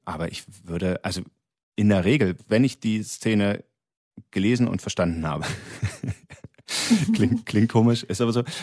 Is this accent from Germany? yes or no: yes; Berlin, Germany; als, als ähm, Berliner Göre